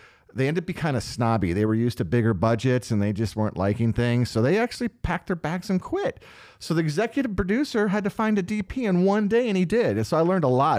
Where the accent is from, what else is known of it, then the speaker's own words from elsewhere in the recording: St. Louis, Missouri, United States; moved away; also born or lived in Florida; I was born in St. Louis, Missouri.